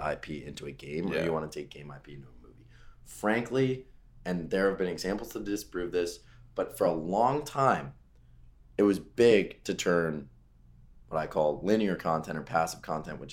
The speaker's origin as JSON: {"language": "English", "area": "Westchester", "region": "New York", "country": "United States", "said": "I'm from Westchester, New York, the suburbs outside of New York City"}